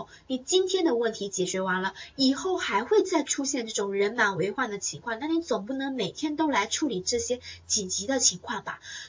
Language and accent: Chinese; Taiwan; 我不是我是台湾人啊，我是台妹啊，我们的小班学员都叫我台妹啊